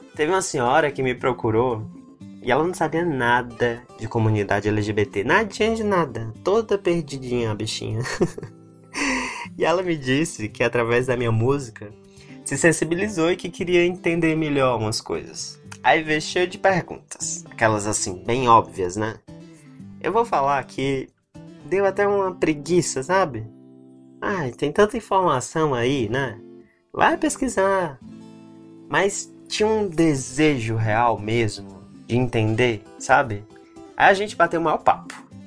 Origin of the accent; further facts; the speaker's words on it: Franca, São Paulo, Brazil; now in São Paulo, Brazil; Eu cresci em Franca